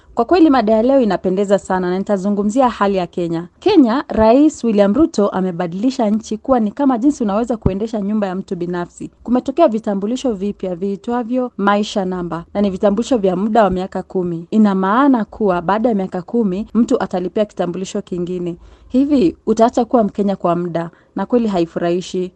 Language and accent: Swahili; Kagongwa, Shinyanga, Tanzania; natokea maeneo ya Kagongwa manispaa kama nchini Tanzania